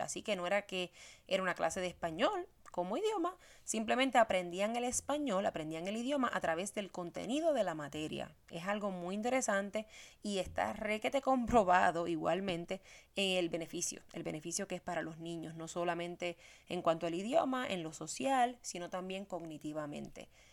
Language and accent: Spanish; Puerto Rico; moved away; soy puertorriqueña